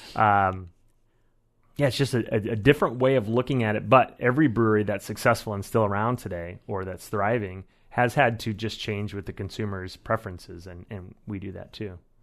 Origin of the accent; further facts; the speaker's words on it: Iowa, United States; moved away as an adult; also born or lived in Chicago; now in Eugene, United States; I grew up in Iowa, as did my wife